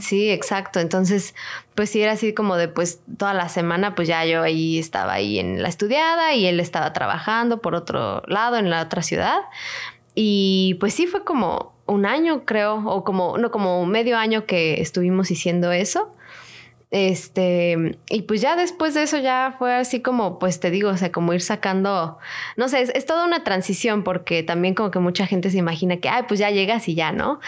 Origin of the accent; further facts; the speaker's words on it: Mexico; moved away as an adult; now in Toronto, Canada; soy mexicana, así como Katia también, las dos somos mexicanas